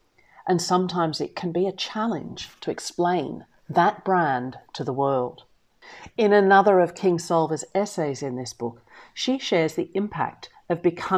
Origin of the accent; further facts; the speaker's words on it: the South, United States; I come from the South, and I'm therefore genetically incapable, my husband says, of receiving company without making at least a little fuss.